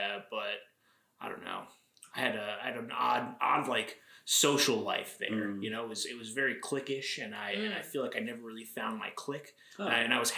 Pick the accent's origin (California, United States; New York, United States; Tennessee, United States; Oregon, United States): New York, United States; Orangeburg; also born or lived in Boston; Yeah, I grew up in Rockland in Orangeburg. Mm. I lived in the same house my entire life.